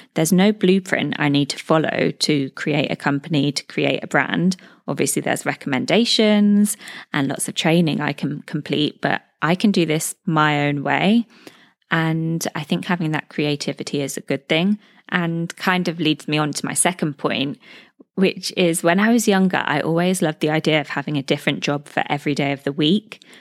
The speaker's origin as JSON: {"language": "English", "country": "United Kingdom", "moved": "as an adult", "lives_now": "Dubai, United Arab Emirates", "said": "I'm a British expat living in Dubai, U"}